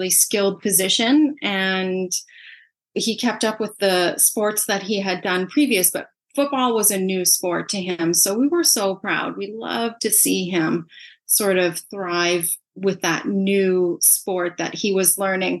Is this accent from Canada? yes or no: yes; Canada; also born or lived in Saskatoon, Saskatchewan; we're from Canada